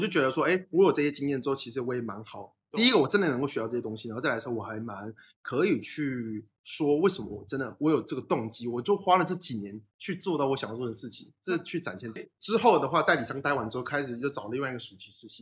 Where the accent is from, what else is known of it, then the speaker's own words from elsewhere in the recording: Taiwan; 我就是乖乖待在台湾